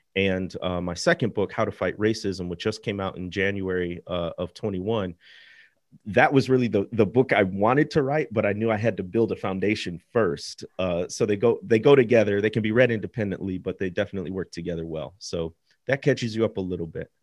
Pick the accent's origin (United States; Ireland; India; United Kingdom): United States; Midwest; moved away as an adult; now in Mississippi, United States; I grew up in the Midwest, and, uh, we were not an especially religious family.